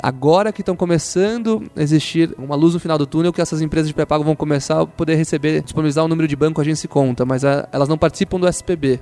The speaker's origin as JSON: {"language": "Portuguese", "town": "Guarujá", "region": "São Paulo", "country": "Brazil", "said": "eu tive uma loja de biquíni no Guarujá, eu sou do Guarujá"}